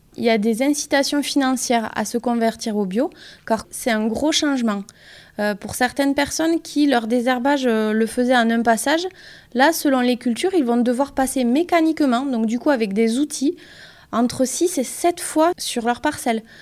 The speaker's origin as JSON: {"language": "French", "area": "Pyrénées-Atlantiques", "region": "Nouvelle-Aquitaine", "country": "France", "tie": "born or raised there", "also_born_or_lived": "Lyon", "said": "je suis originaire des Pyrénées-Atlantiques"}